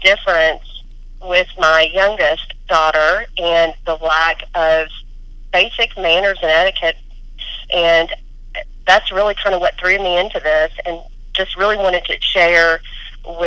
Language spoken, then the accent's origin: English; Lexington, Kentucky, United States; I am from Lexington, Kentucky, and I was raised by a bunch of old Southern women